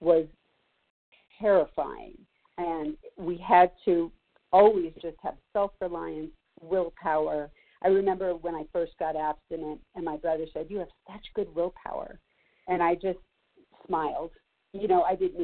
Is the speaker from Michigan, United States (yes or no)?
no; Los Angeles, California, United States; now in Colorado, United States; I grew up Jewish in Los Angeles